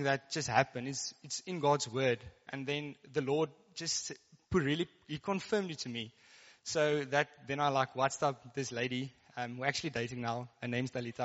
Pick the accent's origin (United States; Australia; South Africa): South Africa; Karoo; first language Afrikaans; English is a second language; I come from the Karoo, so I guess I'm like Afrikaans. So, if the English get a bit stuck, just bear with me.